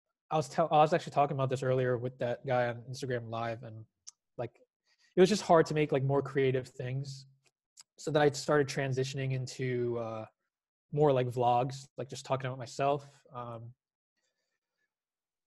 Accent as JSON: {"language": "English", "region": "New Jersey", "country": "United States", "tie": "born or raised there", "said": "I was born and raised in New Jersey. I lived here my entire life."}